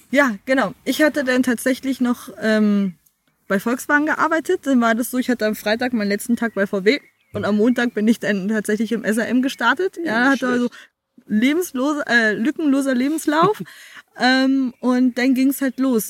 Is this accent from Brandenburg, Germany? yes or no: yes; Bad Belzig, Brandenburg, Germany; moved away as an adult; also born or lived in South Africa; ich bin eine der wenigen, die hier tatsächlich auch direkt geboren worden sind als es im Belzig noch eine Geburtenstation gab.